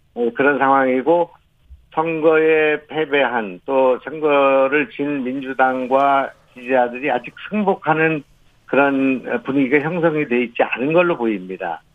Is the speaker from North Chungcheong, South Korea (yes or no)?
yes; Goesan, North Chungcheong, South Korea; moved away; also born or lived in Gyeonggi Province; 제 고향이 이제 충청북도이고 거기서 자랐고